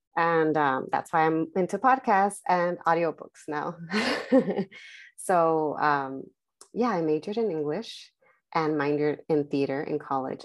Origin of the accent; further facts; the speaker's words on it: Los Angeles, California, United States; I was, uh, born and raised in Southern California in the San Fernando Valley. in the Selmar, uh, San Fernando Pacoima area